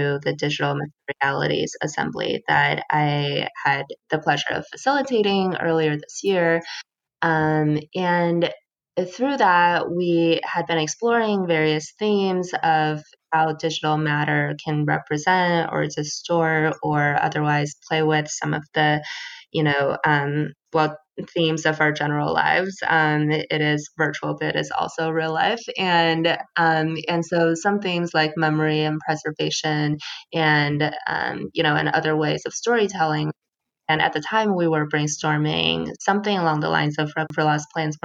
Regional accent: suburban Los Angeles, California, United States; moved away; I grew up in suburban LA for a few years

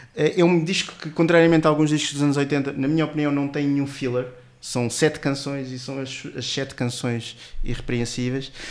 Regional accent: Portugal; para nós portugueses

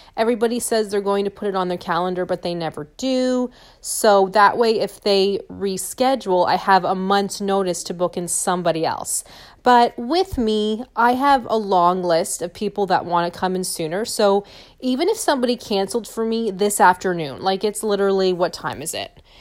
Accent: St. Thomas, Ontario, Canada; back in my hometown or back, you know, where I live in Saint Thomas

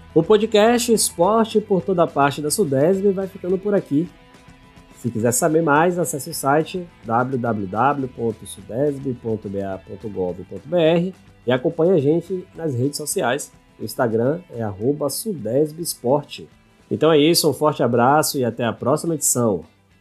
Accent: Bahia, Brazil; eu, como baiano

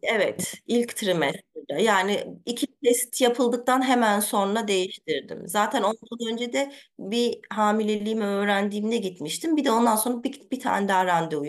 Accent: Germany; ben Almanya'da doğdum, büyüdüm.

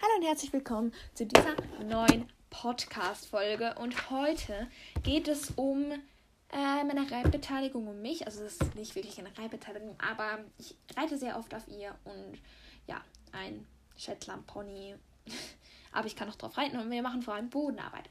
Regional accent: Switzerland; wir kommen hier aus der Schweiz

